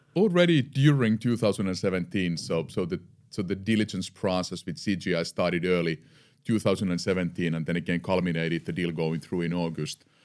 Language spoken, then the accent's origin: English; Eura, Satakunta, Finland; I'm born and raised in Finland, in the western part of Finland, a small town called Eura. Uh, I lived there for the first fifteen years.